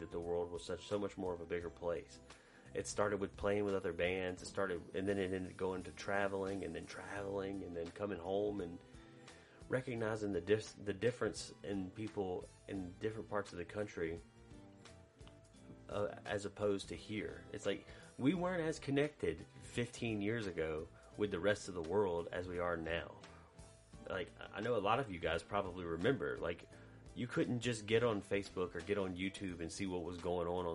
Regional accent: Macomb, United States; when I was a kid growing up in Macomb

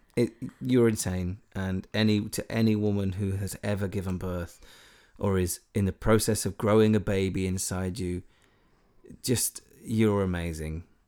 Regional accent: Wales, United Kingdom; I'm fully Welsh

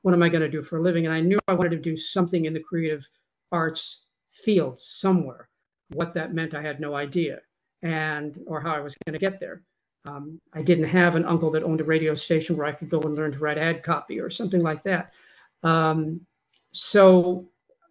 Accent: Southern California, United States; born or raised there

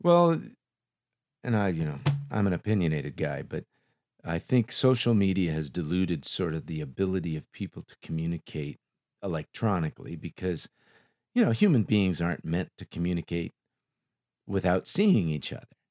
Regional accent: Los Angeles, California, United States; I grew up in Silmar

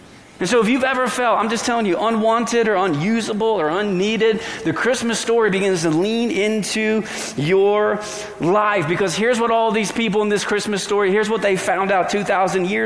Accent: New England, Connecticut, United States; also born or lived in Virginia / Arkansas; now in Colorado, United States; I grew up in New England, and I'm from Connecticut

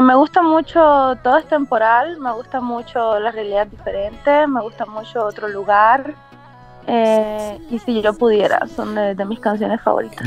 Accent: Cuba; moved away as an adult; also born or lived in China; now in Tampa, United States; originalmente soy cubana. Nací en Cuba y a los veinte años salí de Cuba

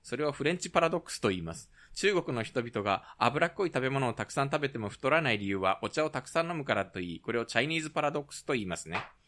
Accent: Japan; also born or lived in South Korea; 日本生まれ、韓国在住経験あり、仕事でたまに聞きしている日本人

